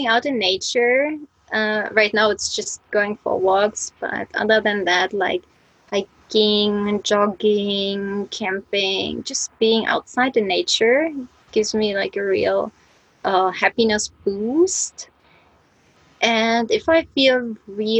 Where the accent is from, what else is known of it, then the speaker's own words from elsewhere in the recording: East Germany, Germany; moved away as an adult; now in Japan; I'm from Germany, that's right, but I'm from East Germany